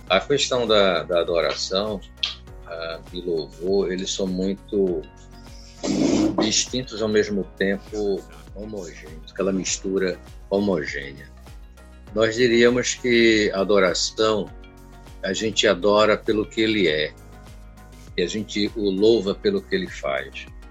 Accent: Recife, Pernambuco, Brazil; moved away as an adult; also born or lived in Olinda; now in Aracaju, Brazil; A parte musical, ela nasceu ainda na Recife, aos 15 anos de idade. Eu fazia conservatório e aos 20 anos eu vim para cá

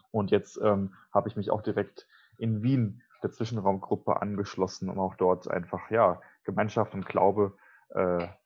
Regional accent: Hesse, Germany; now in Switzerland; Ich bin äh, aus Deutschland ursprünglich in der Nähe von Frankfurt aufgewachsen, habe aber jetzt die letzten dreieinhalb Jahre in der Schweiz als Jugendpastor gearbeitet und mich dort geoutet.

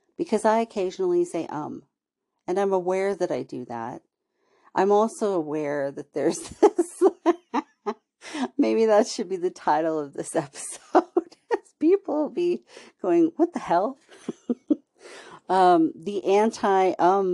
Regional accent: California, United States; accent: Valley Girl; I grew up in California

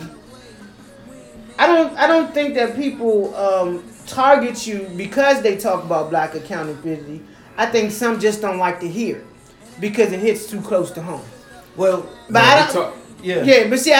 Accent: Washington, District of Columbia, United States; I was born in George Washington Hospital.

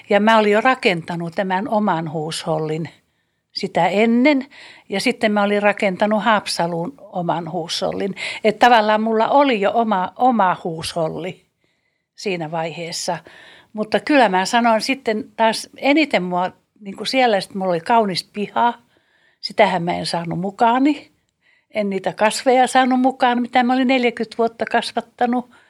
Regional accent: Karelia, Finland; Mä oon siirtolainen, mä oon karjalainen kuulen, niin mä oon joutunut luopumaan niin, niin paljosta mun perhe ja suku

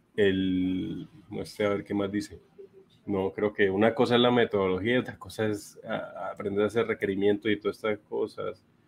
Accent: Bucaramanga, Santander, Colombia; Yo soy de Bucaramanga. en algunos momentos se me nota bastante el acento

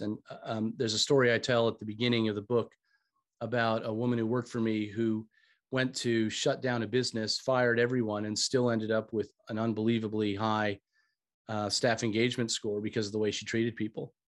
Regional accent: United States; moved away as an adult; also born or lived in Australia / United Kingdom; you can probably tell from my accent, I'm originally from the States

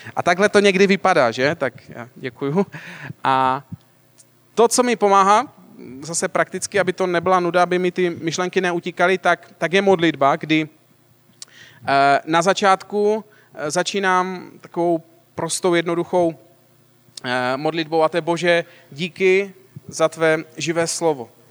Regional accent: Moravian-Silesian Region, Czechia; já teda pocházím ze Slezska

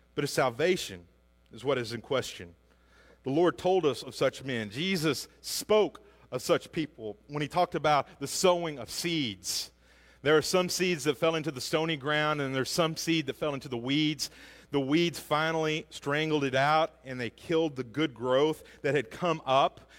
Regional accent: Hackett, Arkansas, United States; We grew up in Hackett, which is outside of Greenwood, if you know where that is, south of Fort Smith.

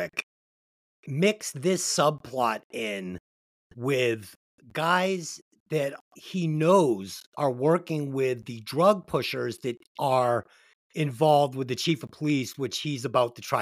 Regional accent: Boston, Massachusetts, United States; Boston Bar. One of the bars in my hometown

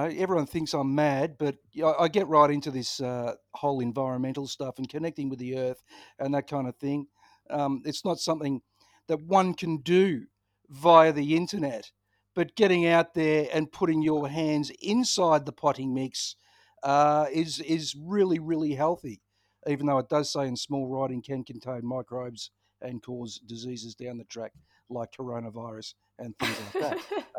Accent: Ballarat, Victoria, Australia; I grew up in Ballarat. Of course I've had E. coli.

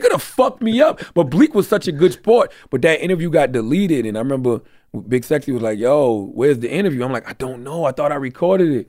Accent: Moncks Corner, South Carolina, United States; moved away as an adult; also born or lived in Charleston, South Carolina / Philadelphia; I'm from South Carolina. I'm from Monk's Corner. I'm twenty minutes from Charleston. I was born in Charleston

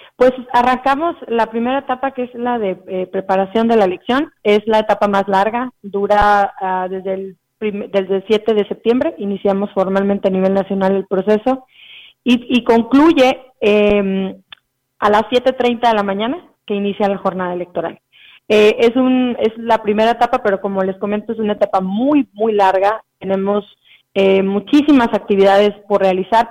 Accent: Tamuín, San Luis Potosí, Mexico; moved away as an adult; now in Ciudad Valles, Mexico; yo soy originaria de Tamuín, ya tengo nueve años radicando en Ciudad Valles

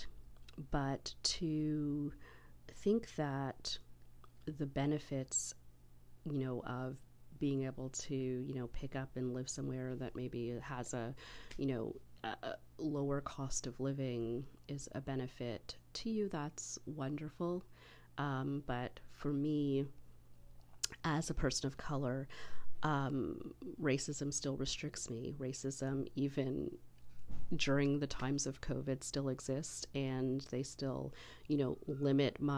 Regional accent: Canada; this great country of ours

